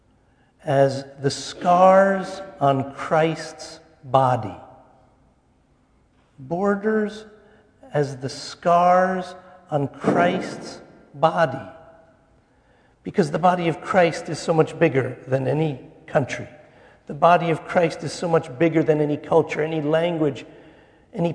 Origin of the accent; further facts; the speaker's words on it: New Jersey, United States; I was born in New Jersey at the Pascack Valley Hospital